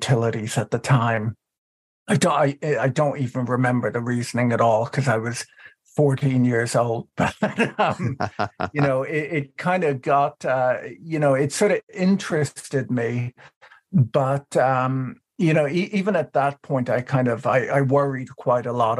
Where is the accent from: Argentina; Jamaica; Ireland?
Ireland; moved away as an adult; now in United States; I was born in the United States, but grew up in Ireland